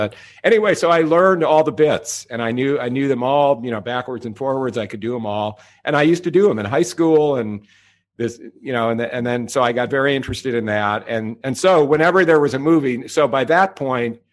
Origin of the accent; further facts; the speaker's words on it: Los Angeles, California, United States; I grew up in Pacific Palisades